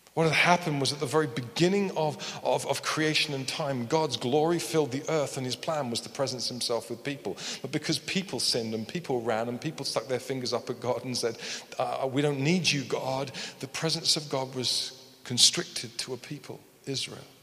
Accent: United Kingdom; we're very British

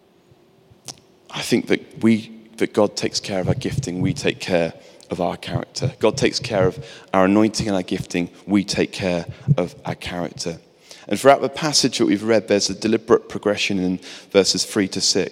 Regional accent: England, United Kingdom; I'm English

